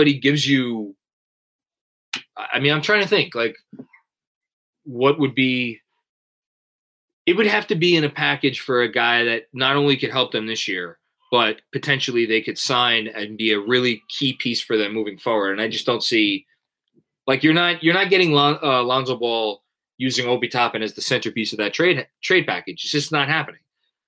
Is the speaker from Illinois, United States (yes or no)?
no; New York City, New York, United States; I'm Italian. I'm from Staten Island